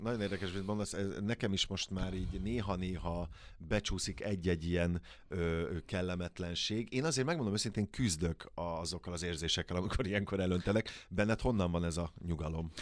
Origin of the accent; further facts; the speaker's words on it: Kaposvár, Somogy, Hungary; moved away; én Kaposvári vagyok, csodálatos nagymamám volt